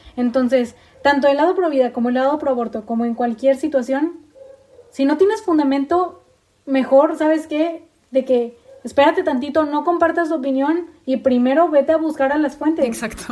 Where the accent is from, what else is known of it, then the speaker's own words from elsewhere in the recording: Mexico; como buena mujer mexicana